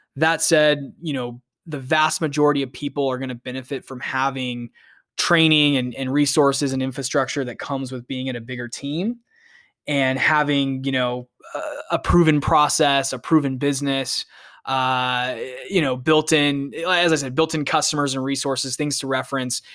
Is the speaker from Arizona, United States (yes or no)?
yes; Phoenix, Arizona, United States; I'm originally from Phoenix, Arizona